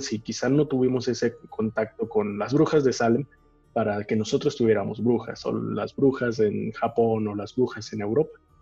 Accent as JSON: {"language": "Spanish", "country": "Mexico", "said": "nosotros como mexicanos"}